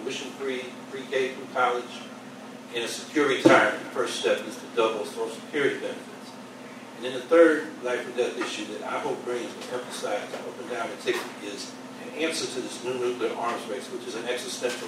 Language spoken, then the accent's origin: English; Syracuse, New York, United States; I'm from Syracuse, New York.